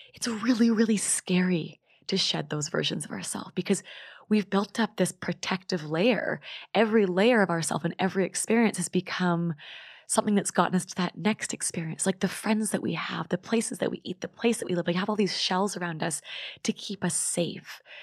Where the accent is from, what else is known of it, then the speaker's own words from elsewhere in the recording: Vancouver, British Columbia, Canada; I'm from Vancouver